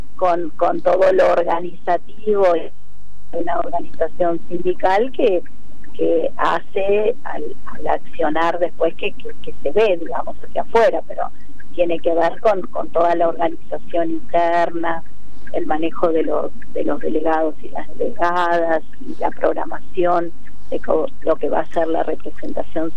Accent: Buenos Aires, Argentina; En el barrio de Almagro

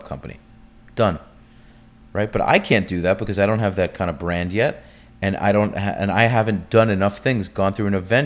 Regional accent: United States; I'm American

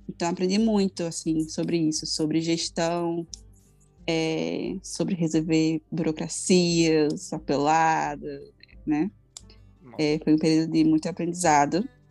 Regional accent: Brazil; moved away as an adult; now in France; eu sou brasileira

